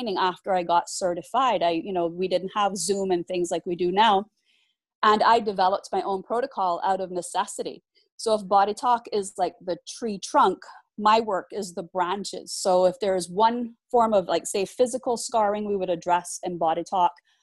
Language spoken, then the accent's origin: English; Cayman Islands; we are a British overseas territory